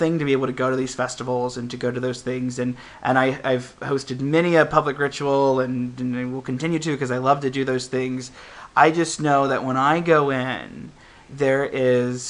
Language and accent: English; Midwest, United States; also born or lived in Ohio; now in San Francisco, United States; growing up in the Midwest